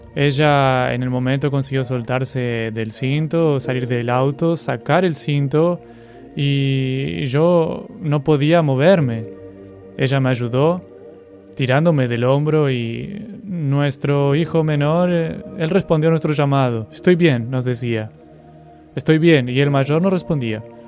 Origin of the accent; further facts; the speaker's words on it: Mato Grosso do Sul, Brazil; moved away as an adult; also born or lived in Pernambuco; yo soy natural de Mato Grosso